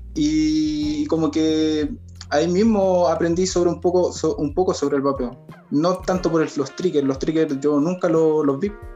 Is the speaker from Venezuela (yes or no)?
no; Talca, Maule, Chile; yo soy de Talca